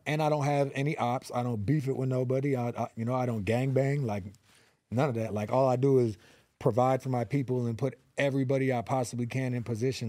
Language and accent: English; Los Angeles, California, United States; also born or lived in Van Nuys; I am from the San Fernando Valley, the eight one eight, born and raised in North Hollywood